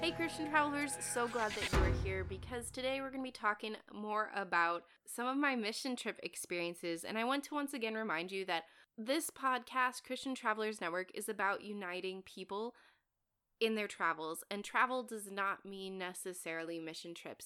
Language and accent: English; United States; as an American